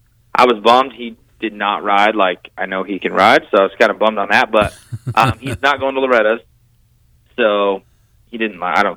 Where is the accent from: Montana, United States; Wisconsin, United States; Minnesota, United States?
Montana, United States; now in California, United States; I'm from Montana.